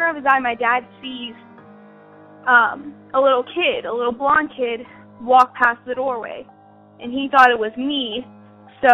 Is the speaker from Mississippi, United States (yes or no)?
no; Wichita, Kansas, United States; I'm from Wichita, Kansas, and I'm 16 years old